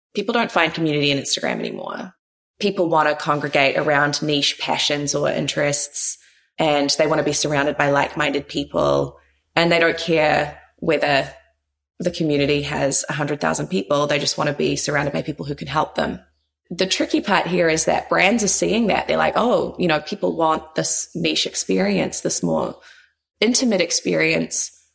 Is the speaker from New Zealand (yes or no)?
yes; New Zealand; moved away as an adult; also born or lived in New York; So born and raised in New Zealand, moved to New York when I was tender age of kind of 21